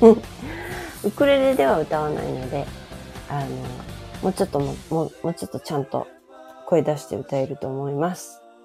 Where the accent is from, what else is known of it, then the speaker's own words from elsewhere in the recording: Okayama, Japan; moved away; 私実家に帰ってきたんですよ実家は岡山なんですけれども